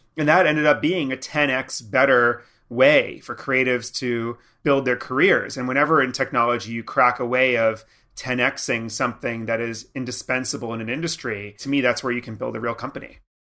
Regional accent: New York, United States; I was from New York

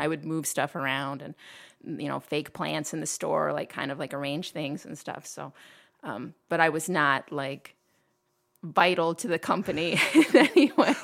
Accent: Toledo, Ohio, United States; I was born in Toledo, grew up in, uh, um, Old Orchard neighborhood

